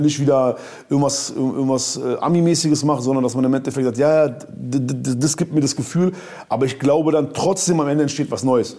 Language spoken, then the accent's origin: German; Berlin, Germany; Bei uns in Berlin